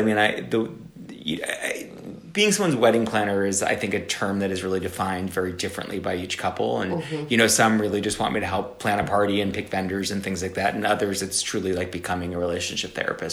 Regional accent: South Florida, United States; I grew up in South Florida

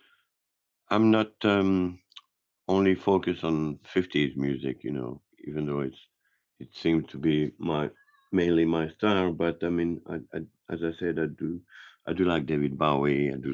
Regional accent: Geneva, Switzerland; English is a second language; moved away; also born or lived in Marseille, France / San Francisco, United States; my mom remarried, and we moved to Geneva, Switzerland. So I was pretty much raised in Geneva or around the area

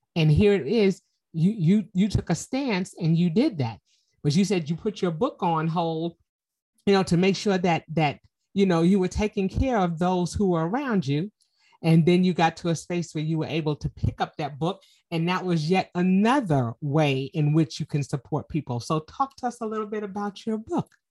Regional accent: New York City, New York, United States; I'm from Harlem

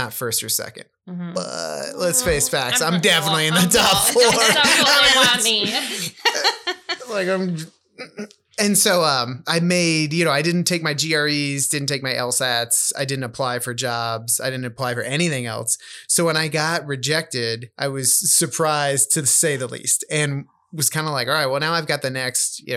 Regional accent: Van Meter, Iowa, United States; growing up in Van Meter, I graduated with 30 kids

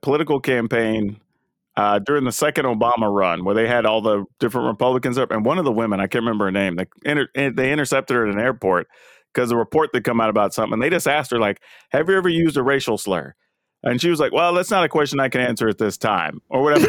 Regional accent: the South, United States; I'm black and I grew up in the South

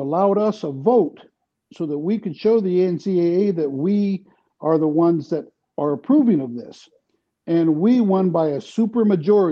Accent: San Diego, California, United States; now in North Dakota, United States; growing up in San Diego like I did

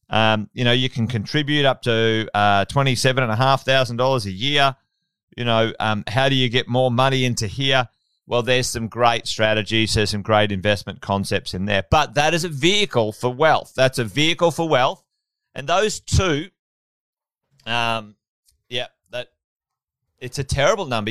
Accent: Queensland, Australia; also born or lived in Sydney; As a Queenslander

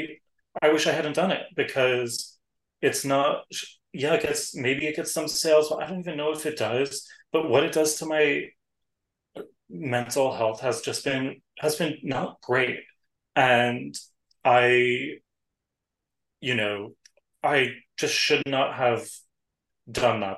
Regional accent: New York City, New York, United States; I'm a New Yorker

